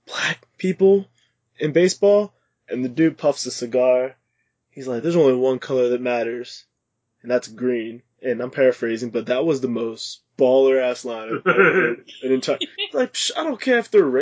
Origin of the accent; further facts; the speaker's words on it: about an hour south of Pittsburgh, Pennsylvania, United States; I'm in my hometown, which is not in Pittsburgh. It's in the south.